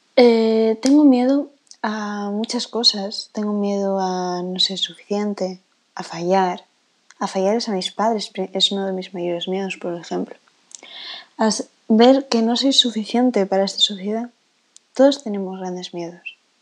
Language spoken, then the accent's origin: Spanish; Spain; accent: Spanish; ya se sabe que soy española por el acento, creo, pero no voy a decir de qué parte